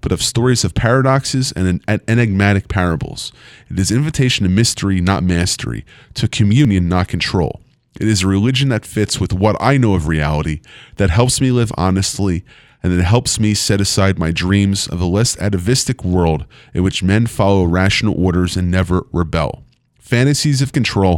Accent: United States; I, as an American Jew, have my own connection to the State of Israel

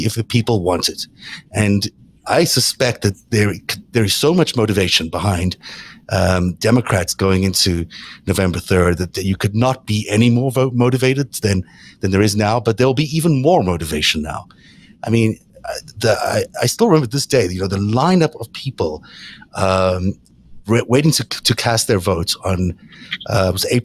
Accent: South Africa; I grew up in South Africa

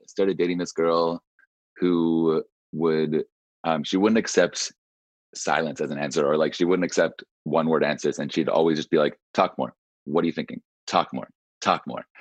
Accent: Whistler, British Columbia, Canada; born or raised there; also born or lived in Nova Scotia

